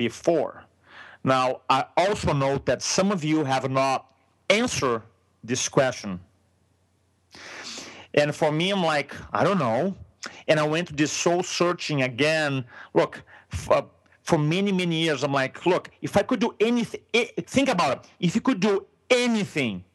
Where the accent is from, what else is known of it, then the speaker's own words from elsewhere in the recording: Brazil; first language Portuguese; English is a second language; moved away as an adult; now in San Diego, United States; I'm from Brazil. In a moment, you're going to realize with my accent